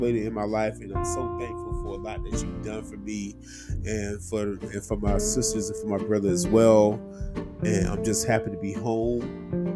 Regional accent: Dublin, Georgia, United States; moved away; my hometown of Dublin, Georgia.

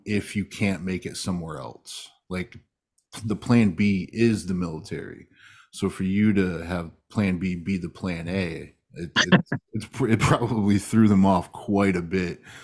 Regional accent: Michigan, United States; I'm from Michigan

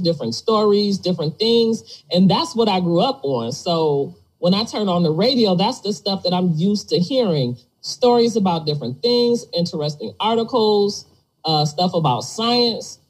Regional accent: Detroit, Michigan, United States; I grew up in Detroit

